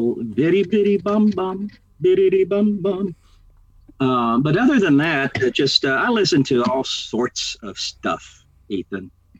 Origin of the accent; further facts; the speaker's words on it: Texas, United States; now in Oakland, United States; I'm a Texan.